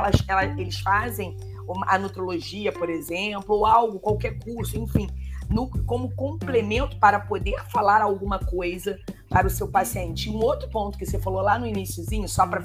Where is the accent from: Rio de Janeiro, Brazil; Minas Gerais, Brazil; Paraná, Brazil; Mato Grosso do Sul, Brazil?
Rio de Janeiro, Brazil; eu sou do Rio de Janeiro, eu fiz uma estadual